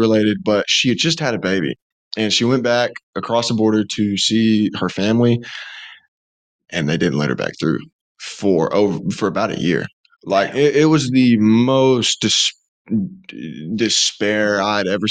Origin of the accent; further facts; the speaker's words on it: Alabama, United States; me growing up in Alabama